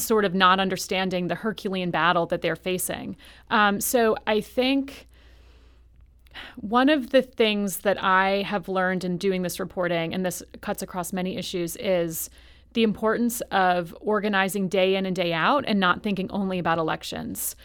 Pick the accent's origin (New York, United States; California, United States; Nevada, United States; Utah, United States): New York, United States; I'm from New York. I'm from New York State.